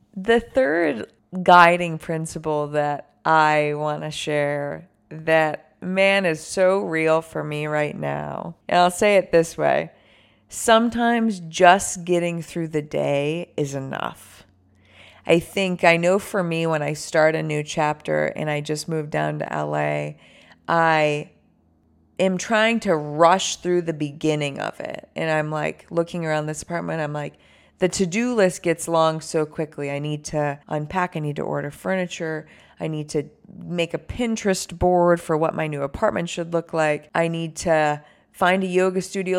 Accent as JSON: {"language": "English", "town": "Buffalo", "region": "New York", "country": "United States", "tie": "born or raised there", "also_born_or_lived": "San Francisco", "moved": "yes", "lives_now": "Los Angeles, United States", "said": "I'm from Buffalo, which is where I grew up"}